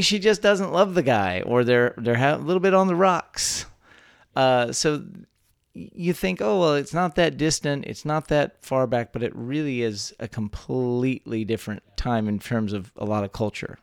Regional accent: Texas, United States; born or raised there

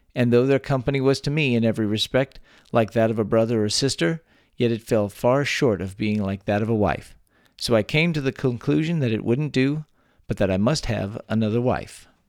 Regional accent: Texas, United States; born or raised there

